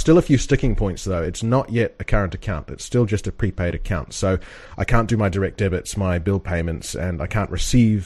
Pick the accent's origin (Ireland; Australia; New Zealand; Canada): New Zealand; now in United Kingdom; we're both from New Zealand